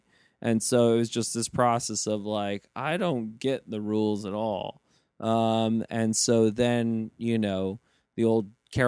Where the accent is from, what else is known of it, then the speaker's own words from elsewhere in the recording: Saudi Arabia; born there; You know, I was born in Saudi, and then, you know, just moved around the world a lot.